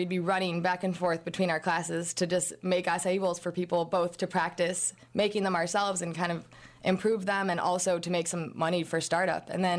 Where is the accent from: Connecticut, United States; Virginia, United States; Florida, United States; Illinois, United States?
Illinois, United States; Chicago; moved away as an adult; also born or lived in Texas; Yeah, and I'm from Chicago. I wanted to get out of the Midwest.